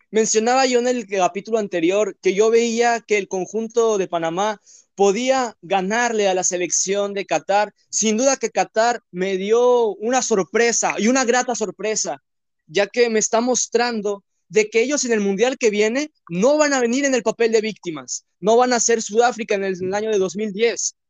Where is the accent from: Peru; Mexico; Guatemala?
Mexico; Soy mexicano